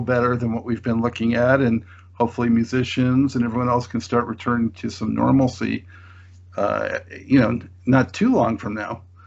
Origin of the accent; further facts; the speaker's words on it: Los Angeles, California, United States; moved away; I'm from Los Angeles, but I've uh, I left in 2005